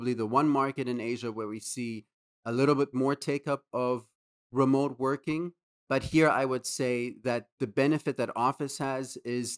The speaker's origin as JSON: {"language": "English", "country": "Germany", "also_born_or_lived": "Amsterdam, Netherlands", "moved": "as an adult", "lives_now": "Singapore", "said": "I hail from Europe, Germany to be specific"}